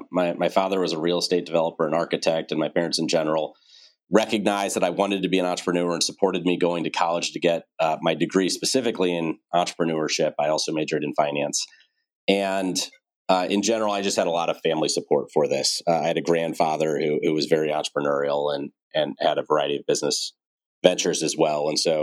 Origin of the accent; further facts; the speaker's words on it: St. Louis, Missouri, United States; Well, I love St. Louis and I'm still here today. It's a great city to raise a family in, great schools, low cost of living, easy to get around, lots of parks. Great place to have grown up.